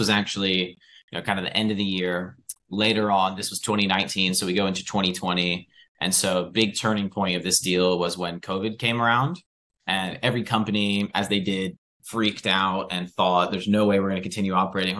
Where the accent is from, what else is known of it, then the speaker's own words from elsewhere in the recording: United States; now in United Kingdom; as an American.